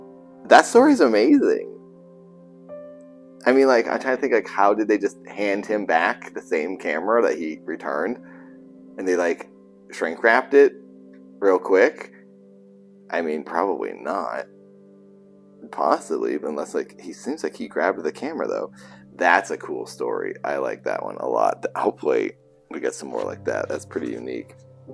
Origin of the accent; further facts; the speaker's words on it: Milford, Massachusetts, United States; That's like me, from Milford, Massachusetts.